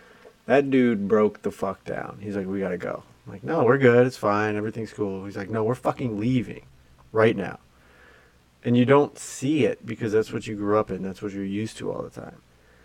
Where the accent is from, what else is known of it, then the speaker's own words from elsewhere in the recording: Ohio, United States; moved away as an adult; I grew up in small town Ohio